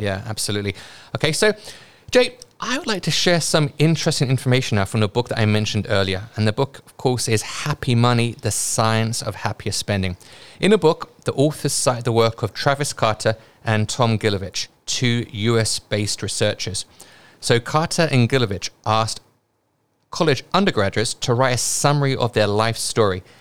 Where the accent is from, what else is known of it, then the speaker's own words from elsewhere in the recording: United Kingdom; accent: British; now in Hong Kong; my British accent